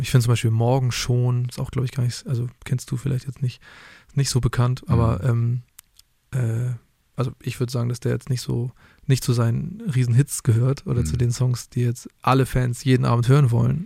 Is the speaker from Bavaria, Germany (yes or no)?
no; Hamburg, Germany; ich auf jeden Fall auch als Hamburger